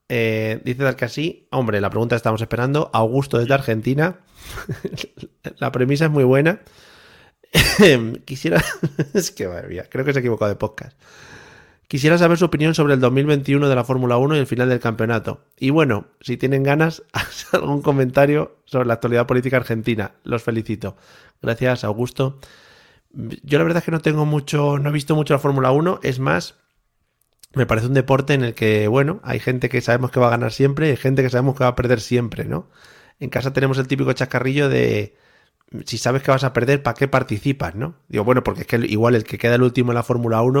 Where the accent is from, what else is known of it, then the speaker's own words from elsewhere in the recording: Spain; Yo soy español